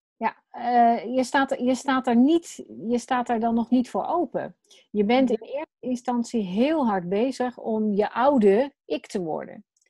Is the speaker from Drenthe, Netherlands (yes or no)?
no; Wateringen, South Holland, Netherlands; Ik, eh, woon in, eh, Wateringen. Dat is tegen Den Haag aan. Daar ben ik, eh, opgegroeid.